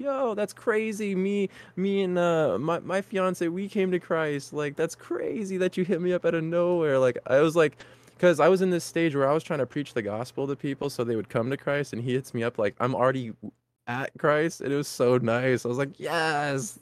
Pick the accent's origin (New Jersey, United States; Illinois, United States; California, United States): California, United States; we're from California